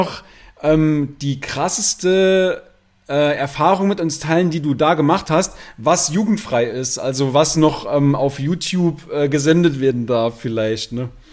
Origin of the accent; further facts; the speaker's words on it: Saarland, Germany; bei uns im Saarland sagt man Fasching